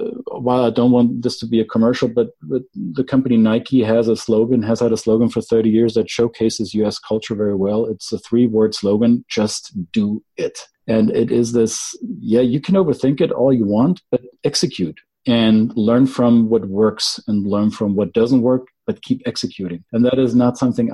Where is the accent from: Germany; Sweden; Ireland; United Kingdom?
Germany; Bavaria; accent: Bavarian; first language German; English is a second language; also born or lived in Minnesota, United States; I identify most with Bavaria, which is the culture of my home state